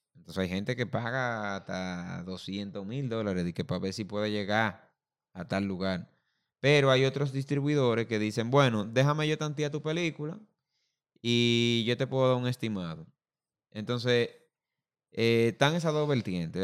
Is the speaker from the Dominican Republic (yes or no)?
yes; Dominican Republic; nosotros como dominicanos